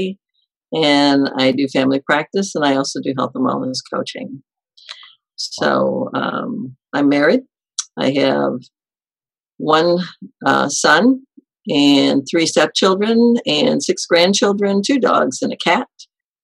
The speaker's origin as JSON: {"language": "English", "town": "Detroit", "region": "Michigan", "country": "United States", "tie": "born or raised there", "said": "I grew up in the Detroit, Michigan suburbs"}